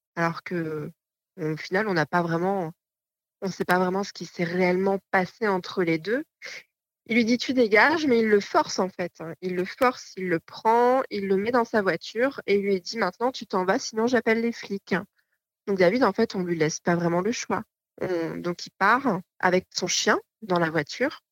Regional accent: Normandy, France; On est originaire de Normandie

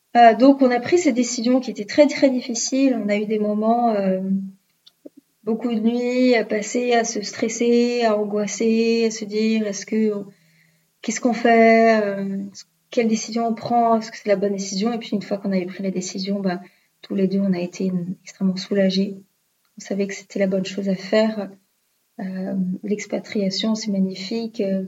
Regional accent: France; moved away as an adult; also born or lived in Melbourne, Australia / Tasmania, Australia; j'ai quitté l'Australie et comment ça se passe pour moi le retour en France

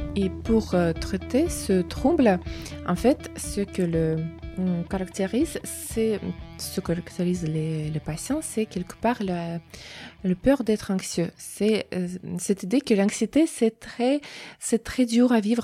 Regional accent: Russia; French is a second language; moved away as an adult; now in France; je viens de Russie, du coup, j'ai un diplôme là-bas.

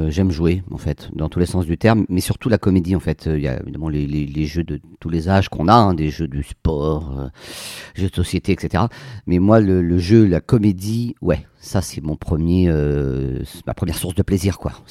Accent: Poitiers, Nouvelle-Aquitaine, France; also born or lived in Amiens / Béthune / Versailles; Alors, je, moi, je suis né à Amiens. Ensuite, j'habite Béthune, euh, Poitiers, Versailles. Voilà, on a pas mal déménagé pour le, pour le boulot de mon père.

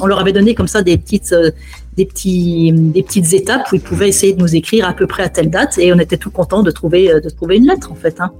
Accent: France; moved away as an adult; also born or lived in Ankara; la première fois que je suis sorti de France, c'était quand j'avais 15 ans pour un voyage de classe

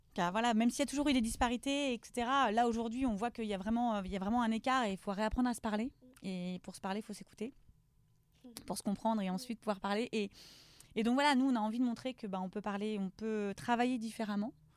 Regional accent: Lorient, Brittany, France; je suis originaire de Lorient. Mhm. j'ai grandi dans le quartier de Merville

